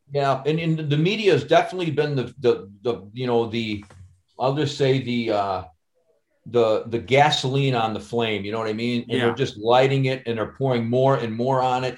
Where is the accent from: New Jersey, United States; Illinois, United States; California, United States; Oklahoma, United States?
Illinois, United States; Chicago; I'm from Chicago